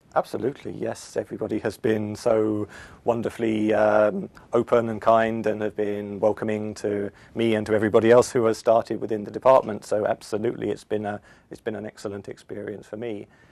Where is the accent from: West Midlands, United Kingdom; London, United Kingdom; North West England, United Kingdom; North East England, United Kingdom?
London, United Kingdom; moved away as an adult; now in Sweden; I come originally from London, from the U K